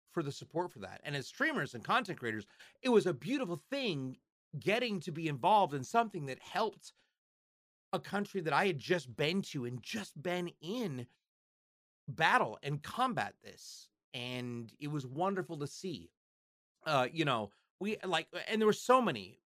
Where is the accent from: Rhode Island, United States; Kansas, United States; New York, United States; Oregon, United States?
Oregon, United States; Portland; Star Labs is filmed in Portland, Oregon. That's my hometown. That's where I live.